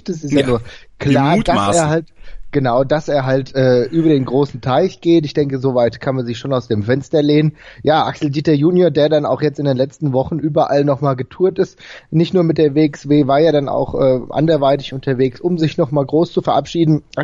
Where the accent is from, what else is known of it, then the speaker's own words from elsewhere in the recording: Frankfurt, Hesse, Germany; ich komme ja selbst aus Frankfurt